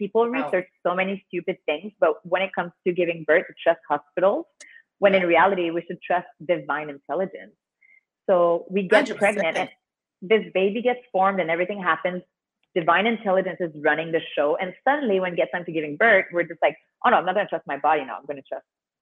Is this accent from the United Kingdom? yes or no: no; Canada; now in Mexico; I'm from Canada.